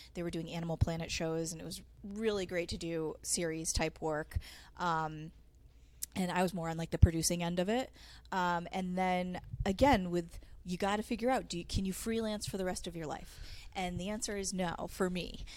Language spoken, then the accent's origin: English; Manchester, Connecticut, United States; also born or lived in Rhode Island; I came from Manchester, Connecticut